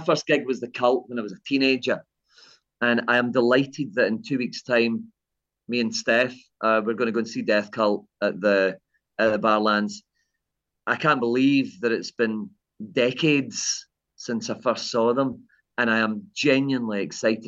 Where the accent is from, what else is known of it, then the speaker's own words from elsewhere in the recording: Kilmarnock, Scotland, United Kingdom; my early days growing up in Kilmarnock